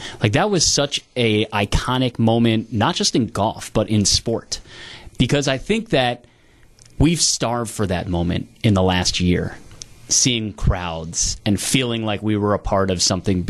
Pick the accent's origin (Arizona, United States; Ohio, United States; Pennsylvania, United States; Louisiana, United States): Pennsylvania, United States; Philadelphia; I'm from Philly